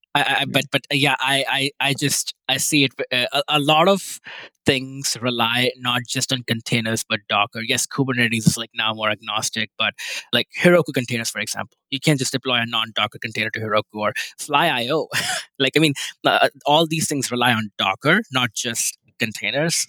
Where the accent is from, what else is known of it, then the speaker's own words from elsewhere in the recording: India; moved away; I grew up in India